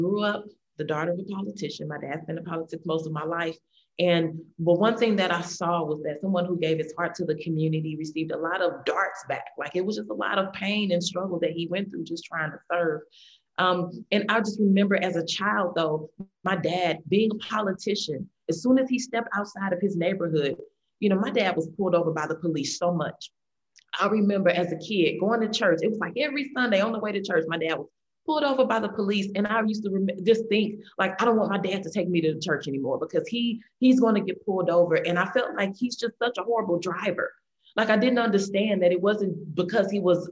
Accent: St. Louis, Missouri, United States; Growing up in the St. Louis area

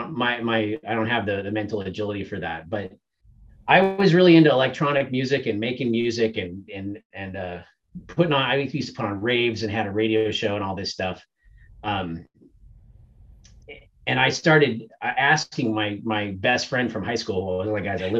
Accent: Montana, United States; also born or lived in New York; I ended up transferring back to Montana State because I was from Montana

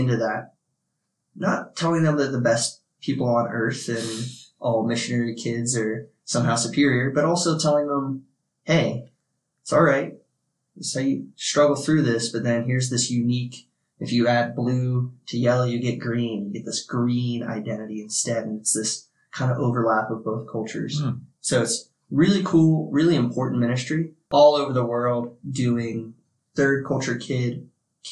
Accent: Ohio, United States; moved away as an adult; also born or lived in New Jersey / Japan / Virginia; I was born in New Jersey, but I was in the Air Force. And so we moved to Japan real early. I was 2, landed in Japan, was there until I was 4 when we moved back to Ohio. And I spent majority of my young years till 18 in Ohio and then moved to Virginia

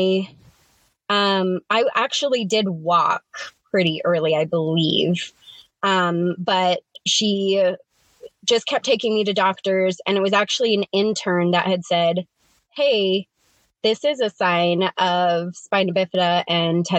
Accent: Kansas City, Missouri, United States; now in Riverdale, United States; I was born in Kansas City, Missouri

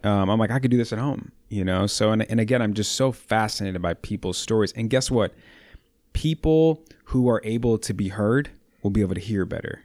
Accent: Chicago, Illinois, United States; I'm born and raised proud Chicagoan

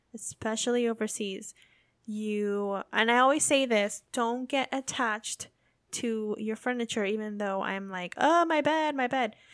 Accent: United States; accent: American; moved away as an adult; also born or lived in England / Belgium; now in Japan; Us Americans

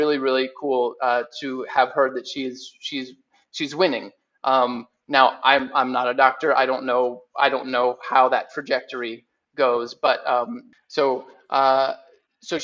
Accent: Lakeland, Florida, United States; my hometown of Lakeland, Florida

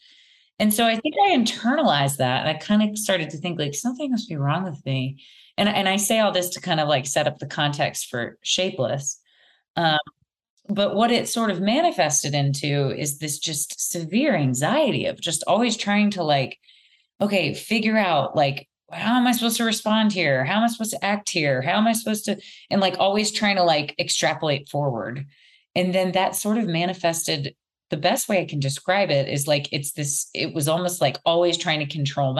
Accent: Louisiana, United States; I grew up in Louisiana, which is in the South in the U.S.

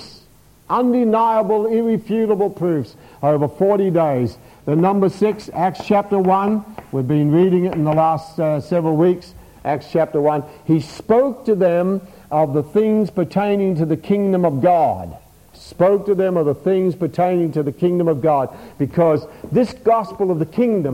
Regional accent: Australia; being an Australian

